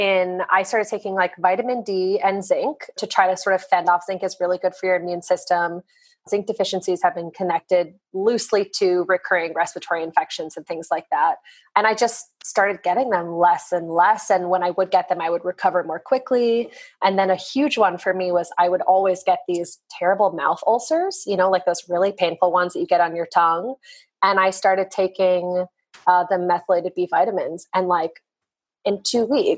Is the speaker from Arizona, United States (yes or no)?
yes; Arizona, United States; I grew up in Arizona